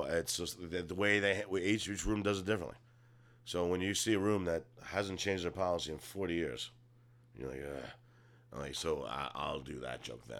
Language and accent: English; New York, United States; I'm from New York.